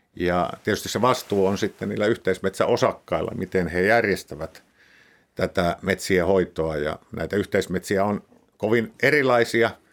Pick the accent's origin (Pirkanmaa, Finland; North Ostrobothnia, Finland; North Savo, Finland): North Ostrobothnia, Finland; Pudasjärvi; moved away; Mä, mä siellä Pudasjärvellä, missä, mistä mä oon lähtöisin